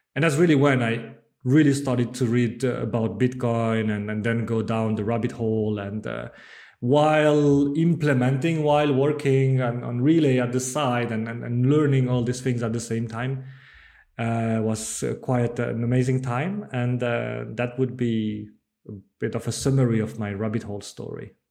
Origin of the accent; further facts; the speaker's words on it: Bordeaux, Nouvelle-Aquitaine, France; English is a second language; moved away as an adult; also born or lived in Netherlands; I'm from France. I, I, I was born and grew up in, in Bordeaux